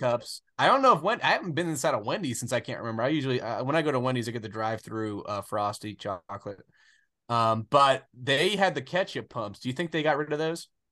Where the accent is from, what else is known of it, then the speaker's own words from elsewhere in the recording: the South, United States; I grew up in the South. I've always really lived in the South